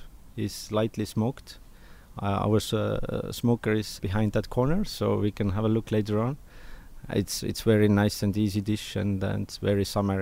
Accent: Saare County, Estonia; English is a second language; Yeah, I'm come from Saaremaa, for example.

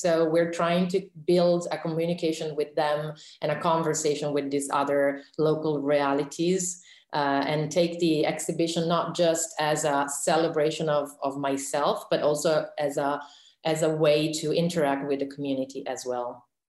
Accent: Reggio Emilia, Emilia-Romagna, Italy; in Reggio Emilia, which is my hometown

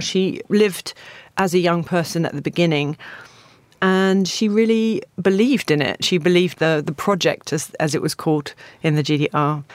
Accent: Stevenage, East of England, United Kingdom; I grew up in Stevenage, which is a new town about twenty minutes from here up the A one.

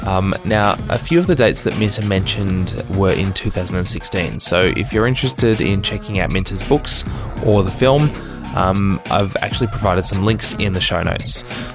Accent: Melbourne, Victoria, Australia; my hometown, Melbourne, Australia.

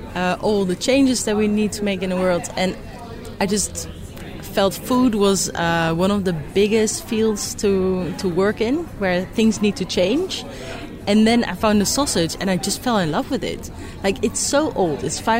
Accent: Netherlands; I'm from the Netherlands.

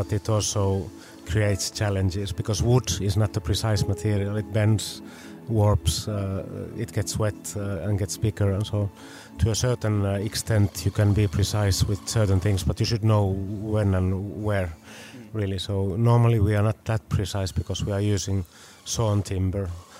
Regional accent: Finland; we come from Finland

